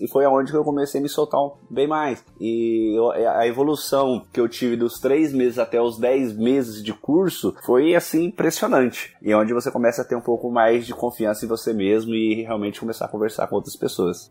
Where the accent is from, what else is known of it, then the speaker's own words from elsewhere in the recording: Brazil; moved away as an adult; quando eu saí do Brasil